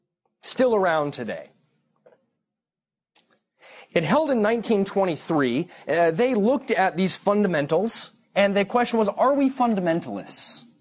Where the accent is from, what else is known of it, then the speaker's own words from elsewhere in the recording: Irvine, California, United States; I'm from Irvine, California, all right?